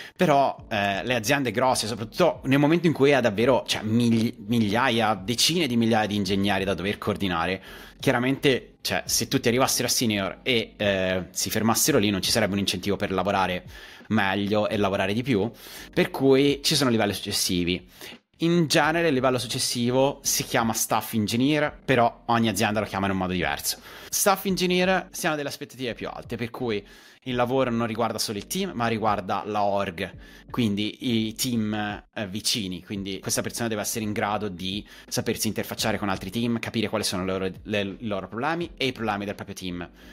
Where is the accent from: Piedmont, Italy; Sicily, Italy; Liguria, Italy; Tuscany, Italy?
Tuscany, Italy; a village outside Pisa; moved away as an adult; also born or lived in Germany / Sweden; now in London, United Kingdom; ho studiato a Pisa e dico che vengo da Pisa, però in realtà vengo da un paesino fuori Pisa che è tipo piccolissimo, 3.000 abitanti. Essendo nato e cresciuto in, nel, nella vita di paese